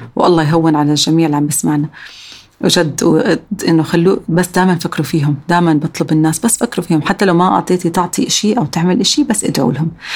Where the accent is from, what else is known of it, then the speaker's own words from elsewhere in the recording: Amman, Amman Governorate, Jordan; also born or lived in San Francisco, United States; عندنا بعمان